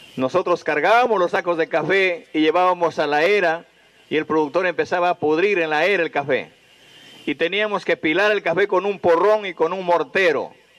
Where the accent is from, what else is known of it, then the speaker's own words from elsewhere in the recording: Peru; nosotros como peruanos